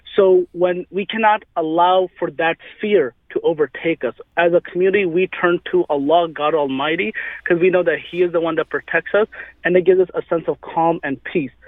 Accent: St. Louis, Missouri, United States; I was growing up in St. Louis

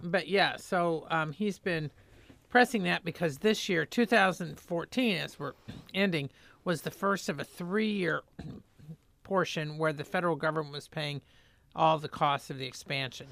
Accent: Indiana, United States; moved away; I'm from Indiana and grew up there

